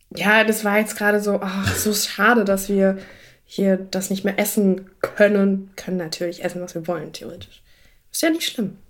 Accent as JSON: {"language": "German", "country": "Germany", "tie": "born or raised there", "said": "da, wo ich aufgewachsen bin, ist ja nahe zu Frankreich"}